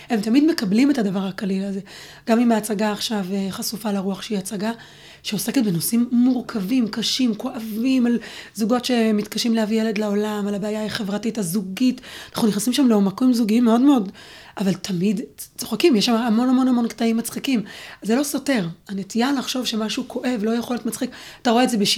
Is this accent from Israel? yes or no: no; Neve Tzuf, West Bank, Palestine; גדלתי בנווה צוף, וגם שם כשהייתי בכיתה א', אה, גרנו שם בעצם ארבע וחצי שנים עד שאבא שלי נהרג